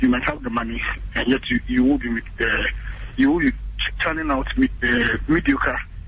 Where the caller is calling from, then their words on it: Koforidua, Eastern Region, Ghana; I'm calling from Kofuridia.